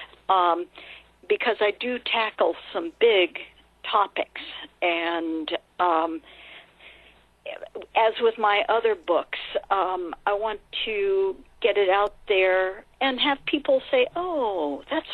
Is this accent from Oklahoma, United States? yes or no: no; California, United States; I grew up in California